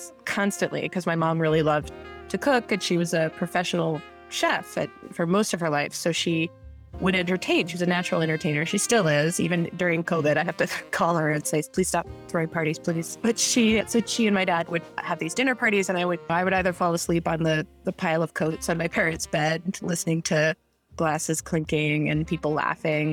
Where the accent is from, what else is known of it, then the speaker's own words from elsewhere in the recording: New York City, New York, United States; I was born in New York City in 1985